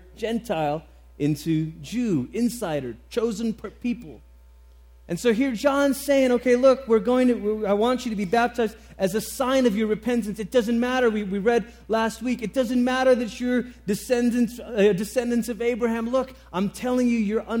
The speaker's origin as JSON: {"language": "English", "country": "Malaysia", "tie": "born or raised there", "moved": "yes", "said": "I grew up in Malaysia"}